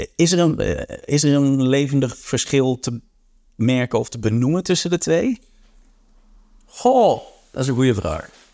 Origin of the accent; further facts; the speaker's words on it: Antwerp, Flanders, Belgium; Antwerpen is mijn thuisstad